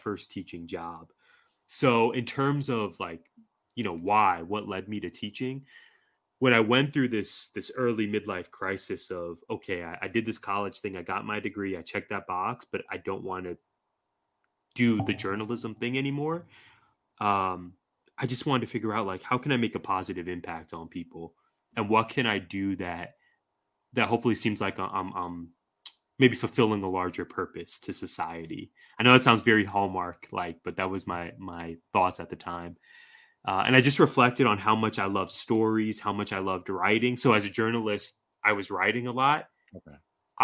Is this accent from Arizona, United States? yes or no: yes; Glendale, Arizona, United States; also born or lived in Tucson, Arizona; I went to the University of Arizona, which is about 2 hours south of my hometown. So I'm definitely a Phoenix, Glendale kid